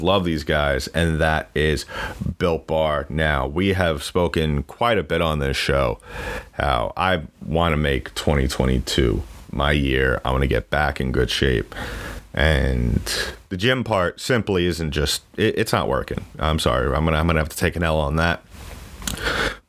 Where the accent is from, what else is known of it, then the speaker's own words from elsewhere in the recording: New York, United States; I am from New York